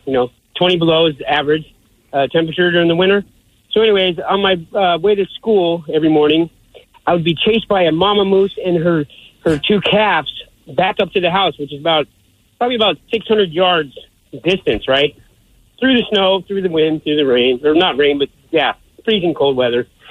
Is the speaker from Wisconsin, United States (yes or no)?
no; Alaska, United States; moved away; growing up in Alaska